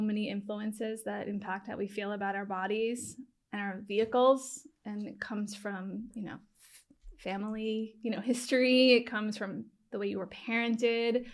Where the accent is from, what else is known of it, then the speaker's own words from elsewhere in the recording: Long Island, New York, United States; also born or lived in Manhattan; I'm from Long Island